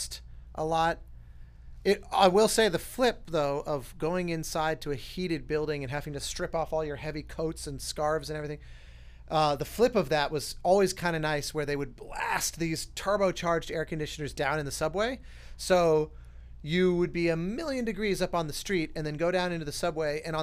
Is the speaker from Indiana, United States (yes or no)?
no; Colorado, United States; where I grew up in Colorado